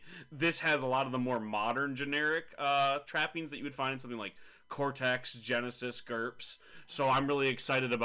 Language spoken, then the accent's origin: English; United States; as an American